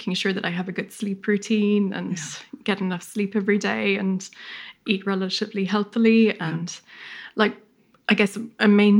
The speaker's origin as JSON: {"language": "English", "country": "Ireland", "tie": "born or raised there", "also_born_or_lived": "London", "moved": "as an adult", "lives_now": "Brisbane, Australia", "said": "I grew up in Ireland and then I trained in London and then moved to Brisbane a few years ago."}